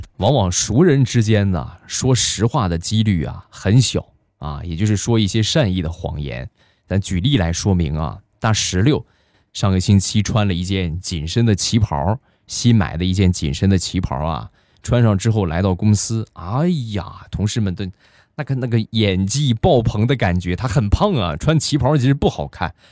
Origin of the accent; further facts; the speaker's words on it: Rizhao, Shandong, China; 日照绿茶，这是目前我们店铺的镇店之宝，也是我们的主打产品，是我们家乡的特产